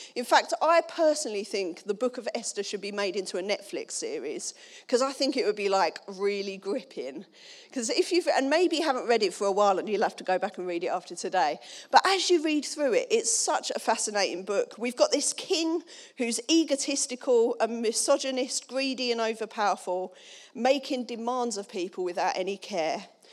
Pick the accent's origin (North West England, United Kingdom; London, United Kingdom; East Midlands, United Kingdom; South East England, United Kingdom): London, United Kingdom; Dagenham; I'm from Dagenham.